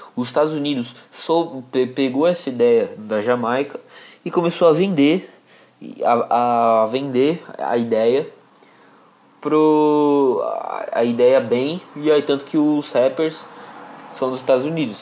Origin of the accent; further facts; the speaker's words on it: Brazil; um dos lugares onde eu cresci foi Jardim Monjolo e Pompeia aqui